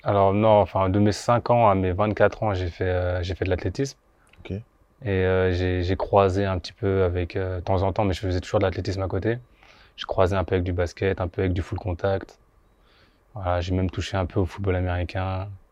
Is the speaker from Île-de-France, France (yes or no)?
yes; Bondy, Île-de-France, France; also born or lived in Guadeloupe; moi j'ai grandi à Bondy principalement. J'habitais aussi en Guadeloupe un peu, mais j'ai principalement grandi à Bondy